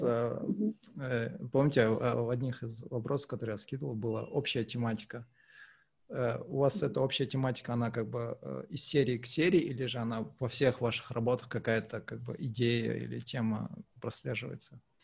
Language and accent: Russian; Kazakhstan; мы казахи